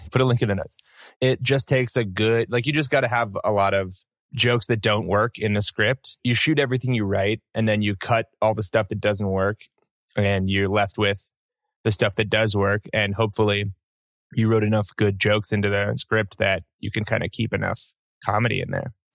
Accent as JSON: {"language": "English", "region": "New York", "country": "United States", "moved": "yes", "said": "I was from New York"}